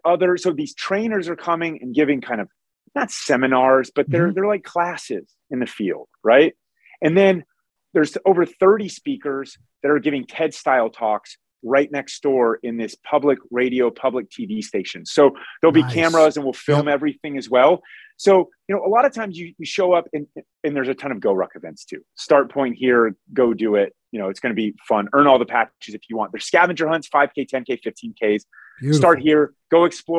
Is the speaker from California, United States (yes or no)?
no; Ohio, United States; Columbus, Ohio, my home state